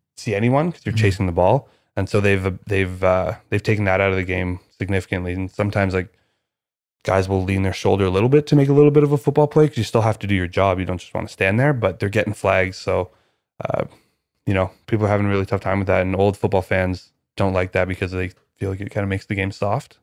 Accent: Canada; I'm Canadian

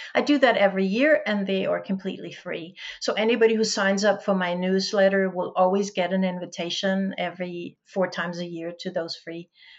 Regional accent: Denmark; first language Danish; English is a second language; my native language is Danish, but I speak English. I write, I take notes in English. I read English. I sort of live English.

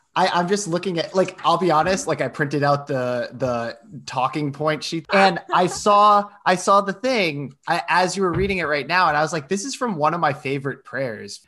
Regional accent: Rhode Island, United States; I'm from Rhode Island

